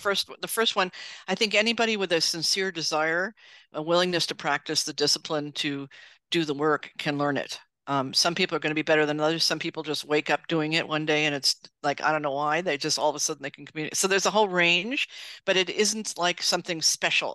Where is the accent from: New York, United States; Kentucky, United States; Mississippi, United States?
New York, United States; New York City; I grew up in New York City